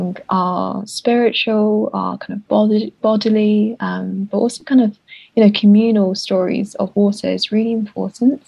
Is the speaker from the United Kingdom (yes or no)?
yes; United Kingdom; a British person of color